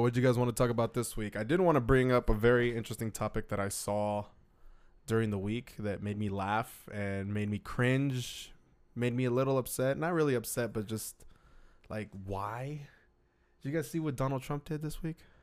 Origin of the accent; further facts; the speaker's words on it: United States; us as American citizens